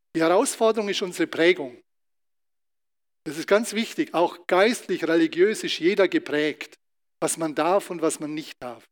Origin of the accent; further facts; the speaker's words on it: Germany; als Deutscher